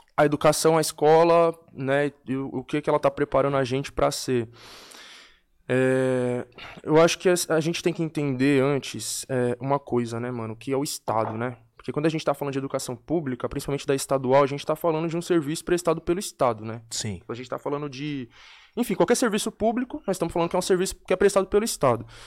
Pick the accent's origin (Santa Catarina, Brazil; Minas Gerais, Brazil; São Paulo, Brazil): São Paulo, Brazil; Eu venho da Brasilândia, né? Onde é a minha origem. Nasci e cresci.